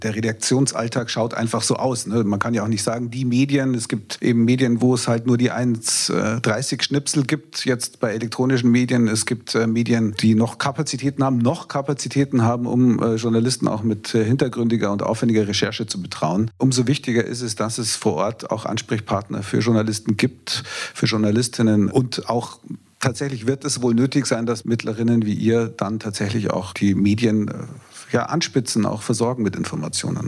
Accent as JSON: {"language": "German", "region": "Bavaria", "country": "Germany", "said": "als Bayer"}